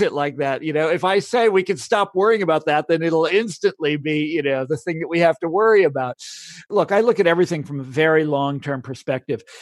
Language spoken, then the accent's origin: English; Kansas, United States; I'm from Kansas.